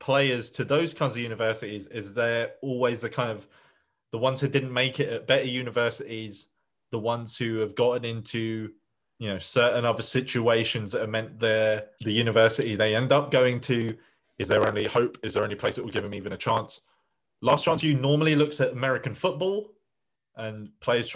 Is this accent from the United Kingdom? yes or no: yes; Essex, East of England, United Kingdom; my home region